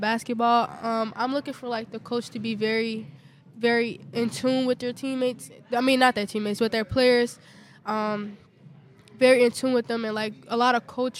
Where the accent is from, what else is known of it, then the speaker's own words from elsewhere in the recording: Chicago, Illinois, United States; I'm from Chicago. I get all four seasons, so I'm used to all four seasons.